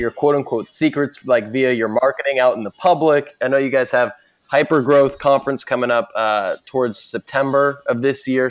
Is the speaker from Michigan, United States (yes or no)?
no; Boston, Massachusetts, United States; now in San Francisco, United States; I'm from the Boston area, but now in San Francisco